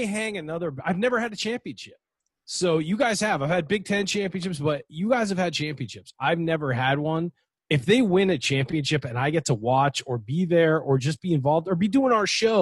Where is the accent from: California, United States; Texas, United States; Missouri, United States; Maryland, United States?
California, United States; San Diego; I'm from San Diego